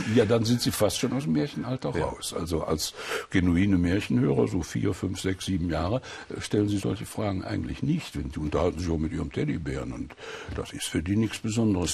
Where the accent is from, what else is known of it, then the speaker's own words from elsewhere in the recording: Sauerland, North Rhine-Westphalia, Germany; bin im Krieg im Sauerland aufgewachsen bei meiner Großmutter